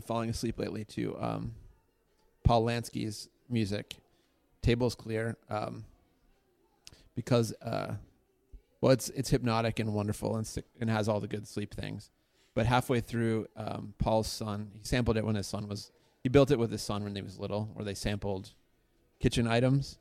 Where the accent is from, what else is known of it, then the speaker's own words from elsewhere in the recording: Pittsburgh, Pennsylvania, United States; I grew up in Pittsburgh